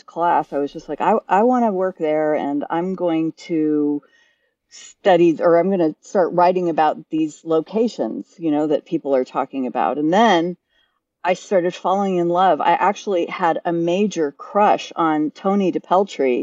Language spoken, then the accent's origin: English; England, United Kingdom; moved away; I was raised in England, and you can tell by the accent. And I was actually a big theater chick. I lived outside of London